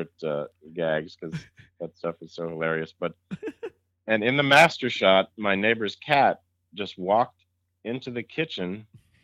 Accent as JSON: {"language": "English", "region": "Massachusetts", "country": "United States", "tie": "born or raised there", "said": "I grew up in Massachusetts"}